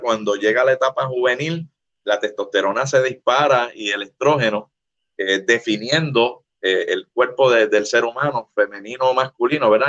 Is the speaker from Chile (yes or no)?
no; Puerto Rico; Como decimos en Puerto Rico